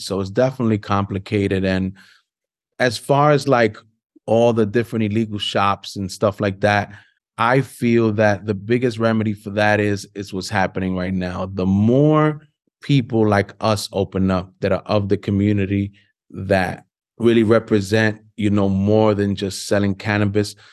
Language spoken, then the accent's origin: English; New York City, New York, United States; I'm born and raised in Harlem